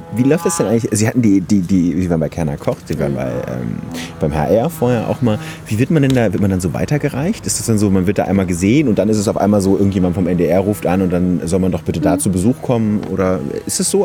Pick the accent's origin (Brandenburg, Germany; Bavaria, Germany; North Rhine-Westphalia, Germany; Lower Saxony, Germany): North Rhine-Westphalia, Germany; Ruhr area; ich komme aus dem Ruhrgebiet, da ist es so, dass man sich so Süßigkeiten aussuchen darf an der ja. Trinkhalle